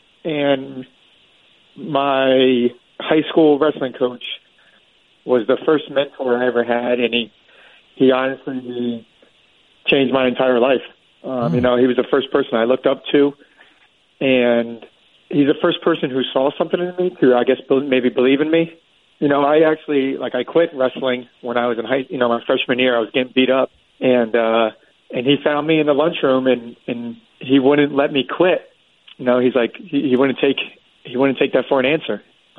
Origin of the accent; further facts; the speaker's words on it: Florida, United States; I was born and raised in Florida